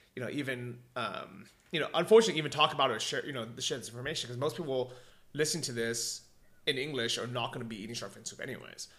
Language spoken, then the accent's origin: English; United States; moved away; I come from America